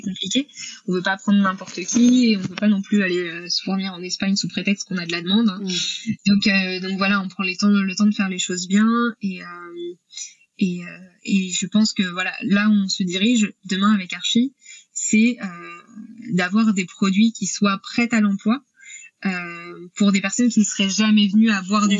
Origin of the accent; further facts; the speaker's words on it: Normandy, France; je suis originaire de Normandie, euh, là où où j'ai grandi